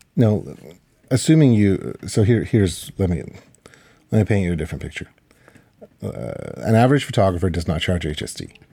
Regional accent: Ukraine; now in Canada; I was born in Ukraine

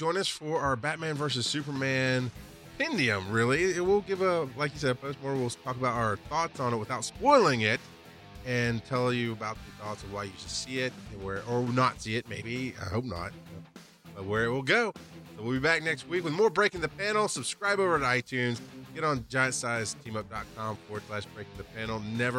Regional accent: Australia; playing MAA 2 still as an Australian

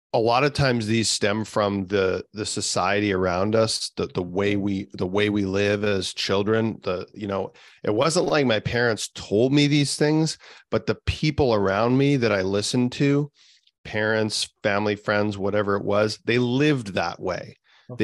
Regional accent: the center of Canada, central Canada, Canada; I'm from the center of Canada. Um, it's minus 30 here today.

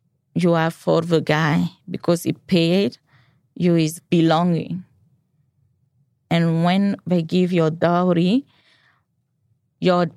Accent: Burkina Faso; English is a second language; moved away as an adult; now in United States; I'm from Burkina Faso

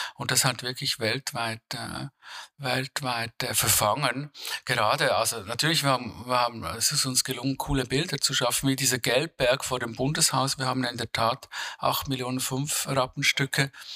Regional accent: Switzerland; ich würde als Schweizer

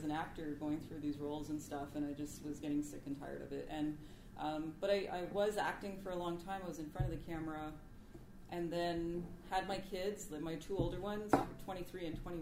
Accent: Attawapiskat First Nation, Ontario, Canada; also born or lived in Toronto / Sudbury / Montreal / Ottawa; now in Vancouver, Canada; I'm Cree from Attawapiskat First Nation in Northern Ontario. Um, I've lived in Toronto, Sudbury, Montreal, Ottawa. Now I'm here in Vancouver.

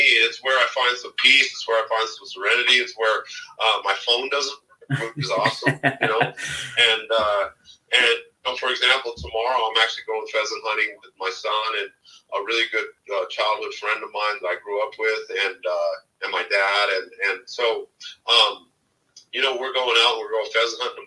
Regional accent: Denver, Colorado, United States; I grew up in South Denver, which is the hood here

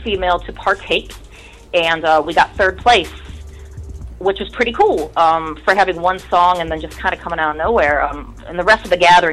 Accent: Streetsboro, Ohio, United States; I'm from Streetsboro, about 40 miles south of Cleveland, which is right around Nelson Ledges.

